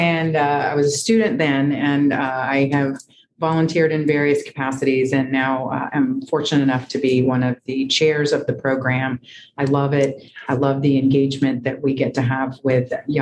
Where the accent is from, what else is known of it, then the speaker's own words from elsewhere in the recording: Tampa, Florida, United States; I am a native from Tampa, Florida, native Floridian, but from Tampa